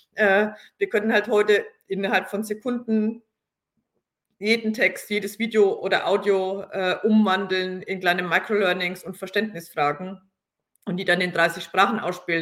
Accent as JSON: {"language": "German", "area": "Franconia", "region": "Bavaria", "country": "Germany", "said": "komme ich aus Franken"}